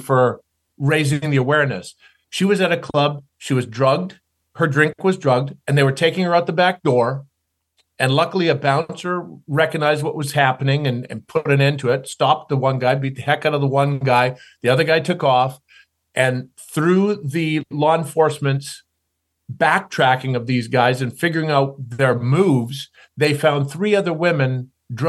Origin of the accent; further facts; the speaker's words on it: Canada; growing up in Canada, being a tall, skinny kid, glasses and braces